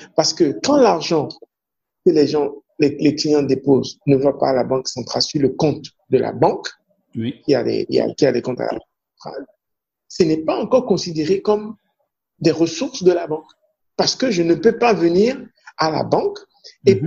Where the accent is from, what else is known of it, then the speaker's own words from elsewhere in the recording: Ouidah, Atlantique, Benin; first language Fon; French is a second language; ma langue maternelle, ou bien ma langue, c'est le fond. Hein. Donc, je suis fond euh, mhm. de Ouida